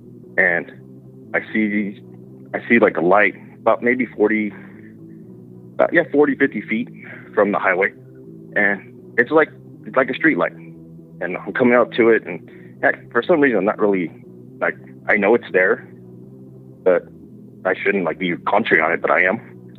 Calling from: San Antonio, Texas, United States; I'm calling from San Antonio, Texas.

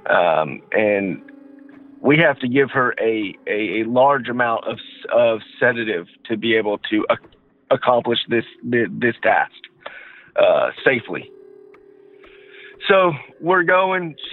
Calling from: Georgia, United States; from uh, Georgia.

